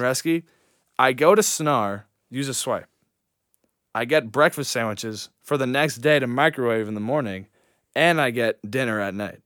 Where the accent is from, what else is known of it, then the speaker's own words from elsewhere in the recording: New York, United States; moved away; And I'm from New York